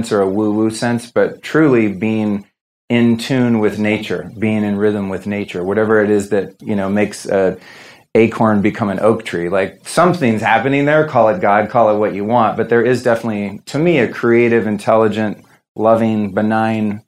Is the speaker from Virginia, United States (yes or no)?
no; Northern California, United States; I'm from Northern California. I grew up in the 70s and there was a lot of drugs around. So my childhood was really fucked up.